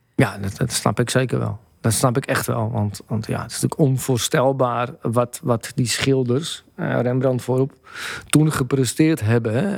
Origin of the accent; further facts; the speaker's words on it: Amsterdam, North Holland, Netherlands; ik ben van Blauwe Zand. En dat was bepaald niet eh, de beste buurt van Amsterdam-Noord.